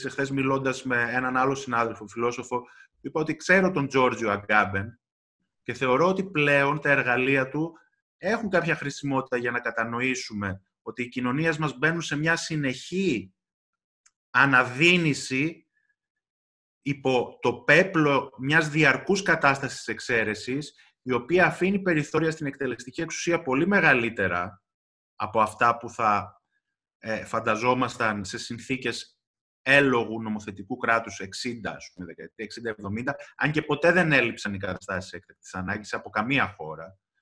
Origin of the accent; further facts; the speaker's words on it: Kavala, Eastern Macedonia and Thrace, Greece; moved away; στην πατρίδα μου στην Καβάλα